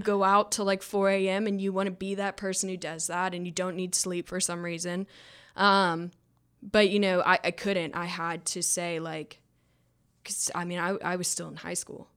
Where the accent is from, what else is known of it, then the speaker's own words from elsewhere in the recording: Georgia, United States; I came from Georgia